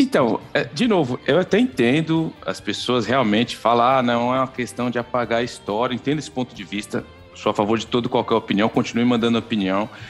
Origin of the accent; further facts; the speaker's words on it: São Paulo, Brazil; now in Canada; Zona Leste Fundos, sou de Itaquera